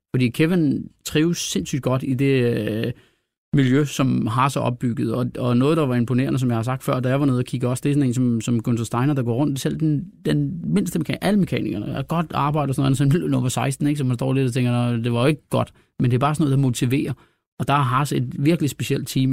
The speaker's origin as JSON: {"language": "Danish", "country": "Denmark", "said": "vi er jo danskere"}